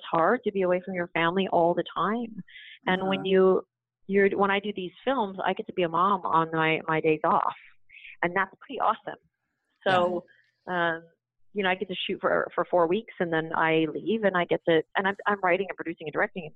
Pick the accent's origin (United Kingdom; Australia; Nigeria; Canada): Canada; moved away; I grew up in Canada.